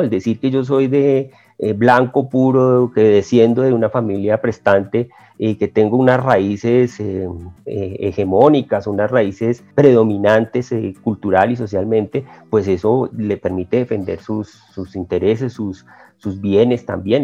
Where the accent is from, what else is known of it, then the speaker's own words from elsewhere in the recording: Colombia; como colombiano